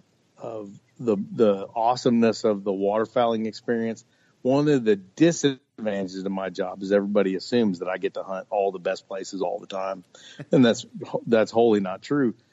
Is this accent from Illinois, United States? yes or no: no; Fort Riley, Kansas, United States; I was born on Fort Riley, which is not very far from where you are right now